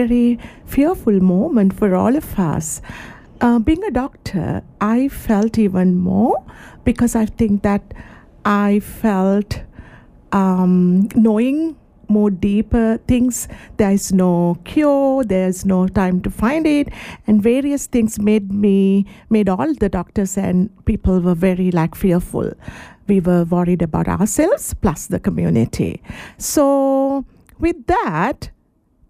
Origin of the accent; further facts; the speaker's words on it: Sri Lanka; moved away as an adult; now in Shepparton, Australia; I'm actually originally from Sri Lanka